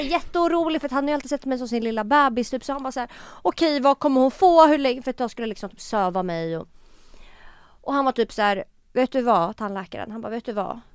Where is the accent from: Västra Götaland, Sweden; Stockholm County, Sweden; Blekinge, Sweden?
Stockholm County, Sweden; Stockholm; also born or lived in Tumba; jag är uppväxt på Söder